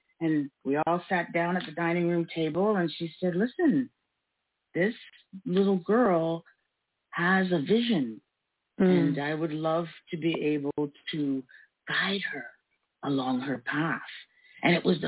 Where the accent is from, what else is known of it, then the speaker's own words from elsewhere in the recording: Toronto, Ontario, Canada; I grew up in North York, so there was a high school near me that was running a summer painting class